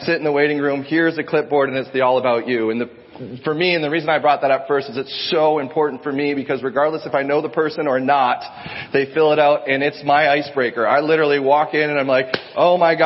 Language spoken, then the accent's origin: English; Ohio, United States; moved away; I grew up in Ohio